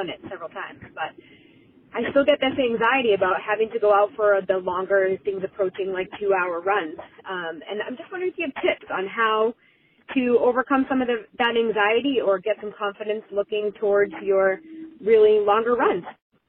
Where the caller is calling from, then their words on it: Auburn, Massachusetts, United States; I'm calling from Auburn, Massachusetts.